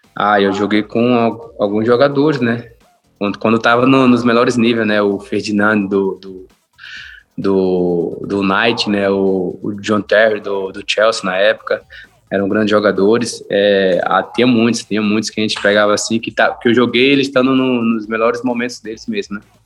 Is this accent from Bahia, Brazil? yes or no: no; Campina Grande, Paraíba, Brazil; moved away; eu sou paraibano, que eu tenho orgulho de ser paraibano